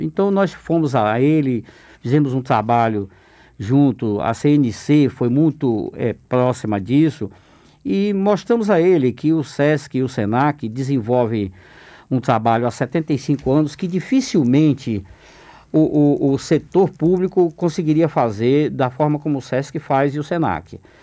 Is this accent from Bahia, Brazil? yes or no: yes; Alagoinhas, Bahia, Brazil; moved away; Eu sou uma pessoa do interior, sou oriundo de Alagoinhas